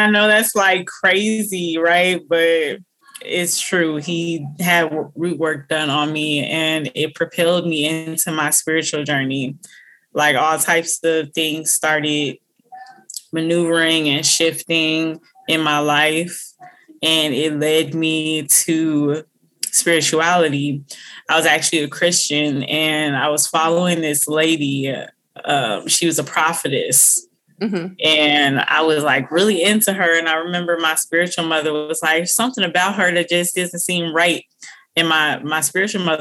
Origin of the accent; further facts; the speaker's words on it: Minnesota, United States; also born or lived in Illinois; And I'm from Minnesota. I've lived here almost my whole life